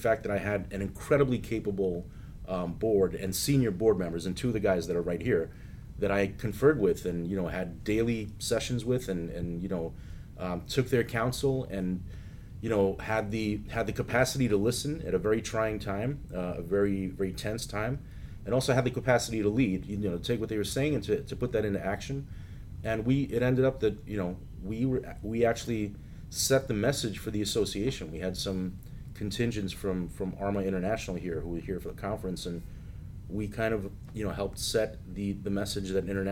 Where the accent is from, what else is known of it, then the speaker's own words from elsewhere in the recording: New York, United States; as a New Yorker